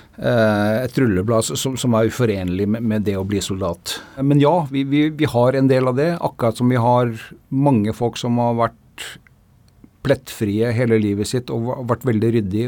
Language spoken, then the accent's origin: Norwegian; Norway; vi som nordmenn